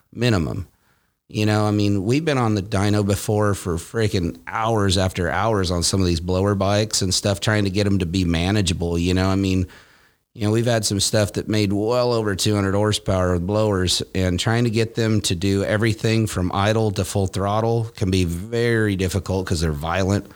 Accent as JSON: {"language": "English", "town": "Callaway", "region": "Nebraska", "country": "United States", "tie": "born or raised there", "also_born_or_lived": "Iowa", "moved": "as an adult", "lives_now": "California, United States", "said": "I was born in Iowa and then I, uh, grew up in Nebraska"}